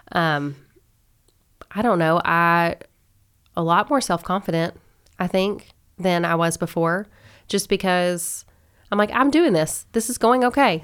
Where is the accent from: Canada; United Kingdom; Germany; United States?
United States; Owensboro, Kentucky; also born or lived in Lexington, Kentucky; I'm from Owensboro. I was born and raised here